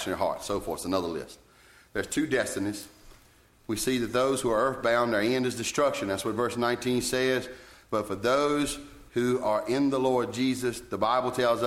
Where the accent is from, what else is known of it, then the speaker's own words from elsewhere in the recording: Roxboro, North Carolina, United States; I'd say Roxboro, North Carolina